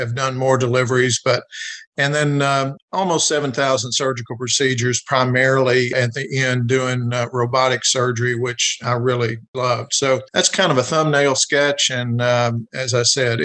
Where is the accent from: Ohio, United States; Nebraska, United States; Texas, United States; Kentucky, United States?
Kentucky, United States; Jessamine County; But I was raised in Jessamine County, which is just south of Lexington here in central Kentucky